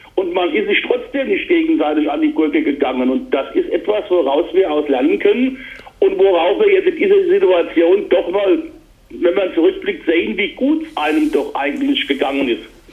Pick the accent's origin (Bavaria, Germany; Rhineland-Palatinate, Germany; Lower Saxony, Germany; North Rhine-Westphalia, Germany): Rhineland-Palatinate, Germany; Mainz; Ich bin genauso als Mainzer und Rheinland-Pfälzer